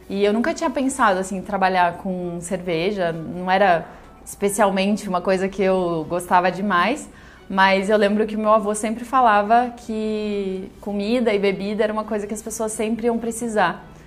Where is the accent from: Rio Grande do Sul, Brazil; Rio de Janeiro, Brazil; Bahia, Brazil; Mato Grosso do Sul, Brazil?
Rio Grande do Sul, Brazil; interior of; moved away as an adult; also born or lived in Porto Alegre; now in São Paulo, Brazil; Eu sou do interior do Rio Grande do Sul, morei boa parte da minha vida em Porto Alegre e eu moro aqui em São Paulo fazem 7 anos